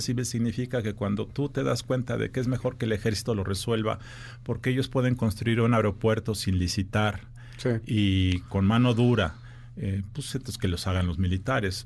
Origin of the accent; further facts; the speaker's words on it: Mexico; como ciudadano mexicano